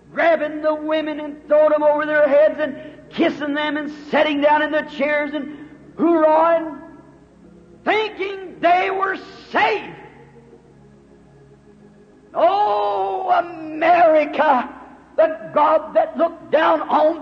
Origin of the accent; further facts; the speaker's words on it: United States; I'm glad to be an American